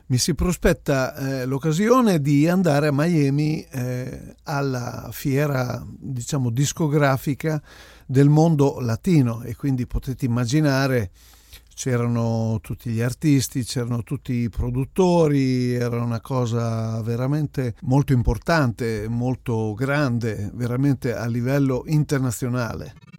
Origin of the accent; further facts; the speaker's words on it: Italy; Vengo dall'Italia